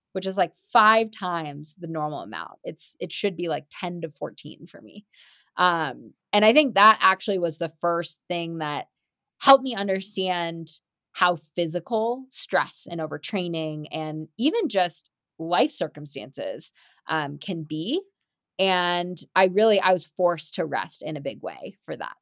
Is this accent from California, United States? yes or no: yes; Marin, California, United States; growing up in Marin, where mountain biking was originally invented in the seventies